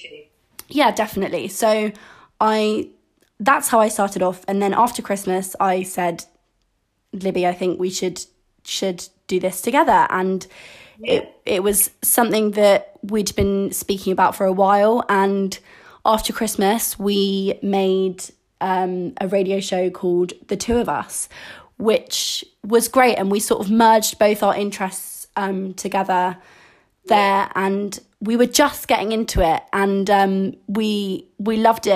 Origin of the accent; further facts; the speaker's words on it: Farnham, South East England, United Kingdom; also born or lived in Kingston, London; I was born in London, in Kingston, and I moved to Farnham when I was 5 years old